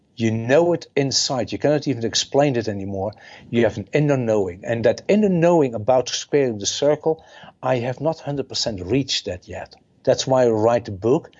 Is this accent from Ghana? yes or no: no; Netherlands; I'm from the Netherlands